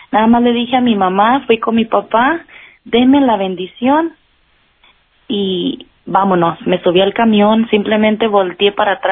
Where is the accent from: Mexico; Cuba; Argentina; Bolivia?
Mexico; Jalpa, Zacatecas; moved away; Ah, soy de Jalpa, Zacatecas.